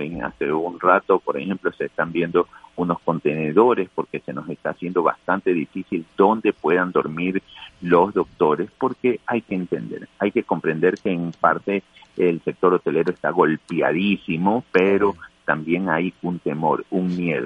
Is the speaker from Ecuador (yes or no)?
yes; Ecuador; como ecuatoriano